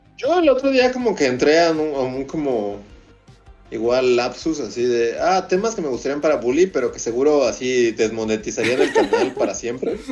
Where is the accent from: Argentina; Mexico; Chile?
Mexico; somos mexicanos, trabajamos con Trino.